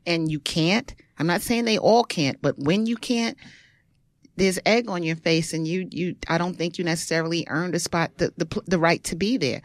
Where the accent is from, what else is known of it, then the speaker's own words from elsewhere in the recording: New York City, New York, United States; I am from Brooklyn, born in Bed-Stuy, raised in Bushwick, lived all over the place, East New York, Crown Heights